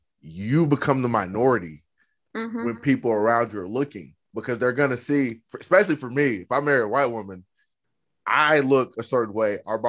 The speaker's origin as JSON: {"language": "English", "region": "Oklahoma", "country": "United States", "said": "Like we're from Oklahoma, we're Native American, but I don't know the culture."}